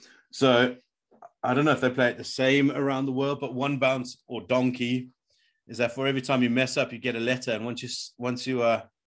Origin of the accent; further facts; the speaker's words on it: Durban, KwaZulu-Natal, South Africa; I grew up in Durban in that era.